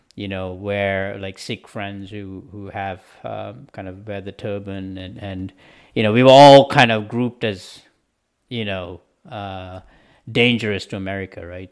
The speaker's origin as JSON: {"language": "English", "country": "Sri Lanka", "moved": "yes", "said": "coming from a country where we had you know a civil war going on for 30 years"}